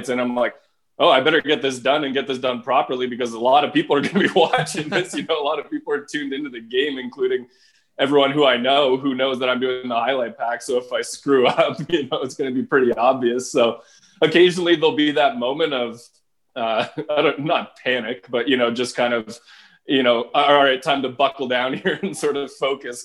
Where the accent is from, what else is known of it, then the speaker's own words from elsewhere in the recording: Halifax, Nova Scotia, Canada; growing up in Halifax